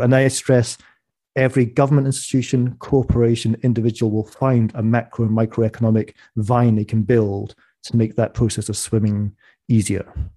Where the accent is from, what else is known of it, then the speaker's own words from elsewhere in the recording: Scottish Borders, Scotland, United Kingdom; I'm from the Scottish borders. We have more sheep than people in my village